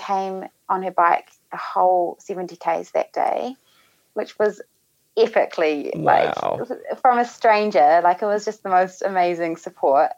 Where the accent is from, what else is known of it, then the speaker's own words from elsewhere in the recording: New Zealand; being a Kiwi